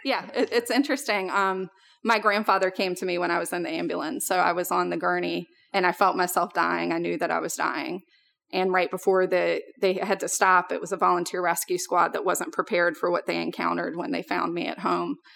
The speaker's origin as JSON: {"language": "English", "town": "Richmond", "region": "Virginia", "country": "United States", "tie": "born or raised there", "said": "we moved out to a rural area about twenty minutes outside of Richmond, which is where I grew up"}